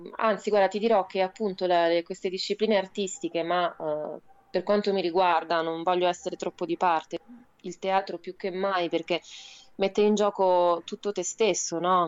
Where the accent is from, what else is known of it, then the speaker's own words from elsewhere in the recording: Rome, Lazio, Italy; accent: Roman; moved away as an adult; now in Aosta Valley, Italy; io sono nata a Roma